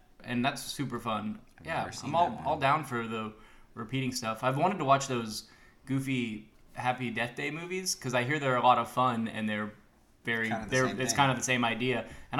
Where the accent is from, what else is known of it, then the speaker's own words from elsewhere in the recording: Oklahoma, United States; I'm from Oklahoma.